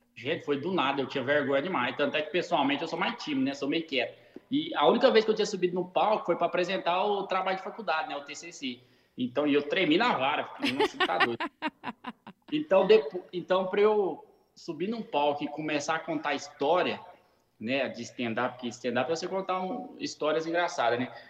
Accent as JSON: {"language": "Portuguese", "region": "Goiás", "country": "Brazil", "also_born_or_lived": "California", "moved": "as an adult", "lives_now": "United States", "said": "eu sou de Goiás"}